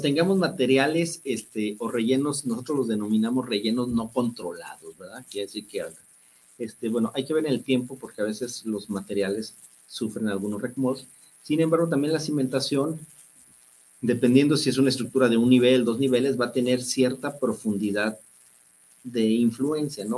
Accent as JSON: {"language": "Spanish", "town": "Guadalajara", "region": "Jalisco", "country": "Mexico", "said": "somos muy tapatíos"}